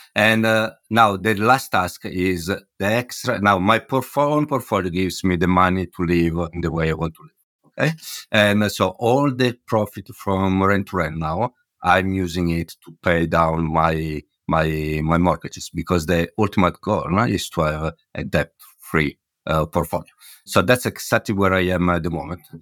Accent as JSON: {"language": "English", "town": "Milan", "region": "Lombardy", "country": "Italy", "also_born_or_lived": "Hamburg / London", "moved": "as an adult", "lives_now": "Bristol, United Kingdom", "said": "Milano, where I come from"}